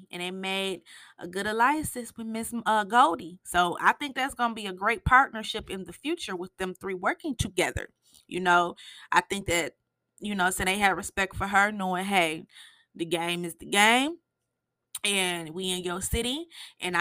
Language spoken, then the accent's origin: English; Michigan, United States; I'm from Michigan